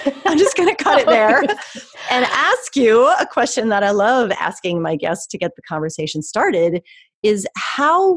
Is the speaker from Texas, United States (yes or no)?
no; York, Pennsylvania, United States; right here in my hometown of York, Pennsylvania